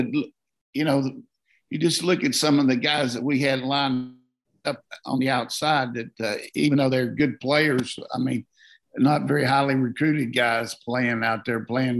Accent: South Carolina, United States; moved away; I grew up in South Carolina for a little while. I was born there.

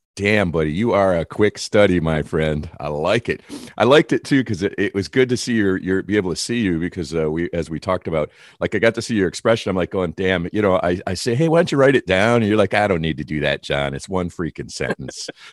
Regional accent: Detroit, Michigan, United States; now in California, United States; I am a Californian at this point, but I started off in Detroit.

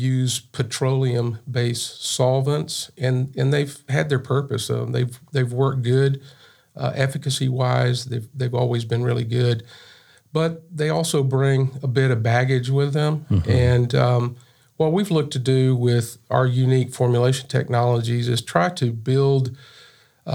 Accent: Pauls Valley, Oklahoma, United States; I grew up in South Central Oklahoma. Little town called Paul's Valley

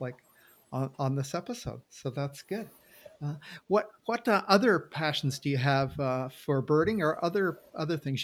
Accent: Maine, United States; I'm from Maine

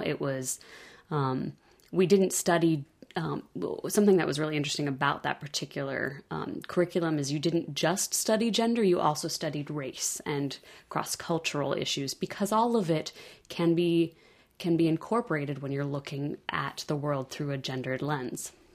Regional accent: California, United States; moved away as an adult; also born or lived in the Midwest; I grew up in California

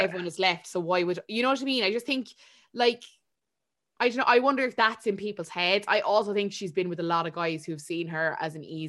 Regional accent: Swansea, Wales, United Kingdom; Paige is like, she's this Brazilian bombshell and I'm a paramedic from Swansea.

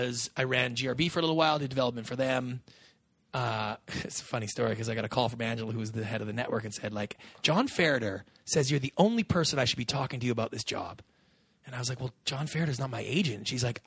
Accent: Canada; now in United States

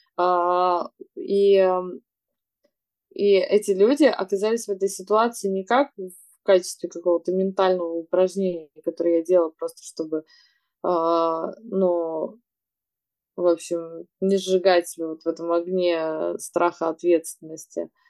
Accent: Yekaterinburg, Sverdlovsk Oblast, Russia; now in Moscow, Russia; я из Екатеринбурга, там, там нет моря

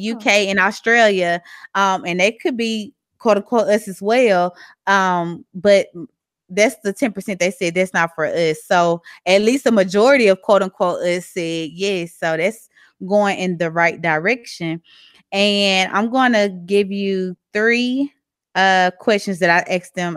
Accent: Mississippi, United States; accent: southern; moved away as an adult; now in Texas, United States; I have a very southern accent. I'm from Mississippi. I've been living in Texas for a year and some change.

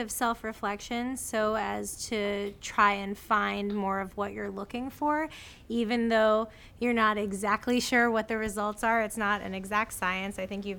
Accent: Florida, United States; born or raised there

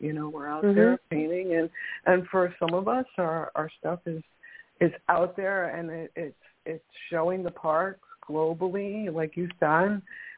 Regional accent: New York, United States; moved away; I'm originally from New York

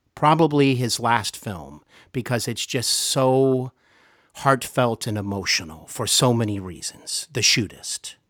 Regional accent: Cincinnati, Ohio, United States; I am here in Cincinnati, Ohio, my hometown

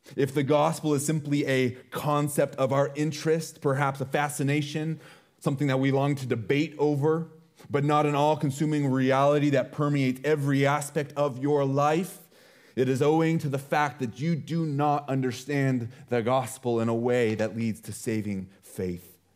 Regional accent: United States; being an American is a part of who we are

